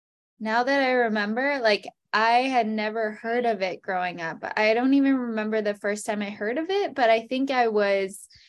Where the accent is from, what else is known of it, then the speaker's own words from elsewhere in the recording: New Hampshire, United States; also born or lived in Florida / Baltimore / New York / Seattle; I'm originally from New Hampshire. I went to high school in Florida. I've kind of lived everywhere.